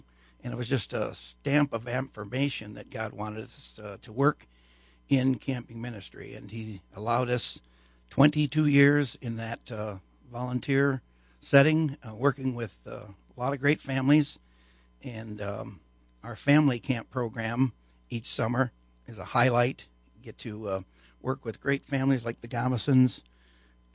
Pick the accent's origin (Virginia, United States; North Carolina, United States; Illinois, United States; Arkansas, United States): Illinois, United States; Aurora; moved away as an adult; also born or lived in Grand Rapids, Michigan; I was born and raised in Aurora, Illinois